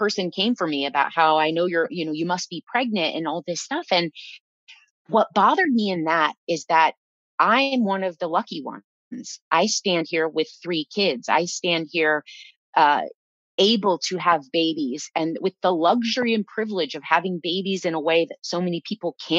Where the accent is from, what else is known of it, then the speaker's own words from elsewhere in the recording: Iowa, United States; moved away; I was raised in Iowa